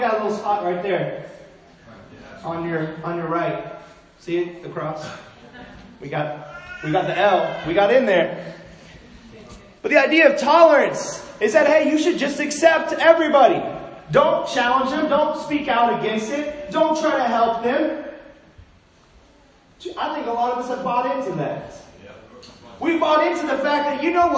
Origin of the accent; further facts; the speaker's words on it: Los Angeles, California, United States; as a kid, I grew up in Los Angeles